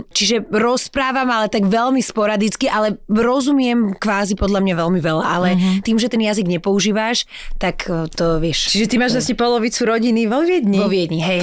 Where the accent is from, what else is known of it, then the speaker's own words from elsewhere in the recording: Slovakia; also born or lived in Germany; ja som sa narodila v Nemecku, moja sestra už mala 5 rokov a došli sme nazad, keď som mohla mať asi 3-4